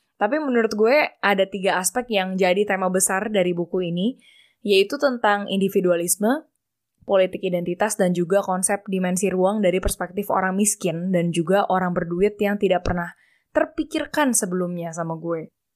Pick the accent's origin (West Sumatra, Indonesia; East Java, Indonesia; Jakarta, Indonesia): Jakarta, Indonesia; moved away as an adult; also born or lived in Australia; Gua lahir di Jakarta, tapi gua asli orang Bangka